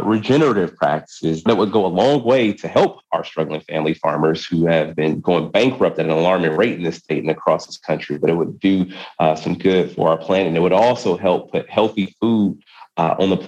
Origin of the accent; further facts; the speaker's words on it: Wisconsin, United States; my home state of Wisconsin